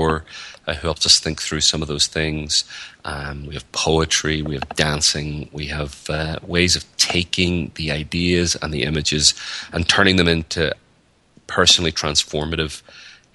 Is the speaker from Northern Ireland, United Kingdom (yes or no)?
yes; Northern Ireland, United Kingdom; moved away as an adult; now in United States; So I'm from Northern Ireland, or the north of Ireland, and I've lived in the United States for about 7 or 8 years